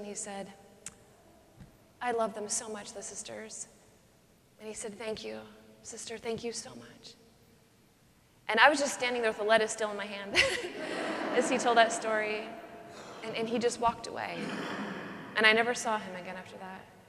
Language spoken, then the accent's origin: English; Pacific Northwest, United States; I grew up in the Pacific Northwest